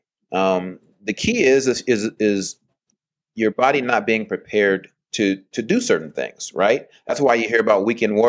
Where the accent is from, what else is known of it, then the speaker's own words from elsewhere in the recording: California, United States; moved away; I'm from California